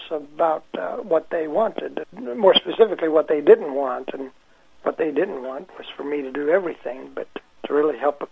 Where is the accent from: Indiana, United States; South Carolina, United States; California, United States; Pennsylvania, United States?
Indiana, United States; Danville; moved away; I was born in Danville, Indiana, which is about 20 miles west of Indianapolis, and moved back here about 10 years ago